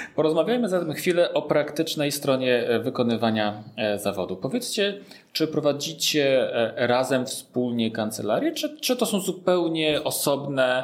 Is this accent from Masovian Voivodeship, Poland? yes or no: yes; Warsaw, Masovian Voivodeship, Poland; jestem też z Warszawy